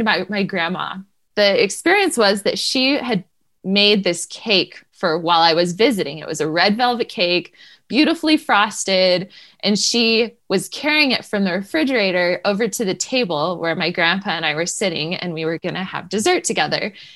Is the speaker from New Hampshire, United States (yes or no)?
yes; New Hampshire, United States; moved away; I grew up in New Hampshire